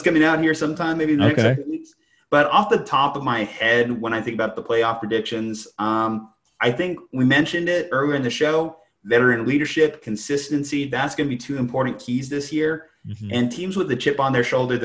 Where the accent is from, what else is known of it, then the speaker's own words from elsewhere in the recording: Albuquerque, New Mexico, United States; I'm from Albuquerque, New Mexico